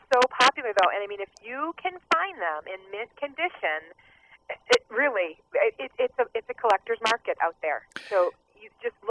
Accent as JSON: {"language": "English", "region": "Midwest", "country": "United States", "tie": "born or raised there", "said": "a little girl growing up in the Midwest."}